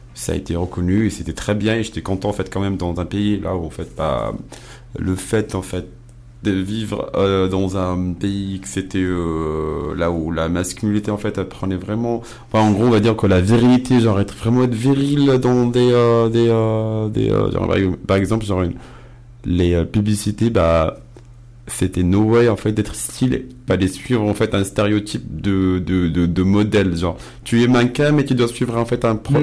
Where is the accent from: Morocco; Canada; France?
Morocco; Casablanca, Casablanca-Settat; moved away; je suis casablancais, donc Casablanca ah. d'origine